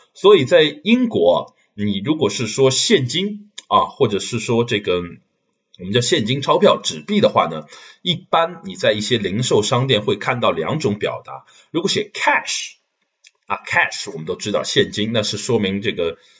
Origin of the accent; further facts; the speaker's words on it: Shanghai, China; moved away as an adult; now in London, United Kingdom; 这个三十多年以来，在这个世界上居住第二长的城市啊，除了我的家乡上海以外呢，呃，在伦敦我已经住了有五年的时间了